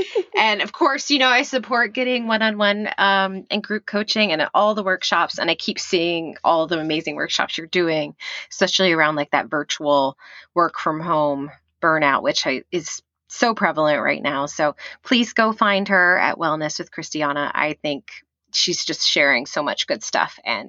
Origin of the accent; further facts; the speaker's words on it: Texas, United States; This is how you know I grew up in Texas.